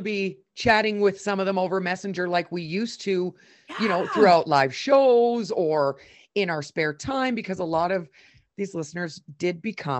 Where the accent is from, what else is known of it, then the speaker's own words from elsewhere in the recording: Canada; now in Calgary, Canada; I'm a Canadian through and through